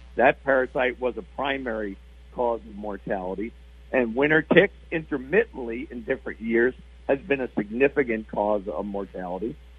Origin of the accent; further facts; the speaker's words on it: East Coast, United States; moved away; I grew up on the East Coast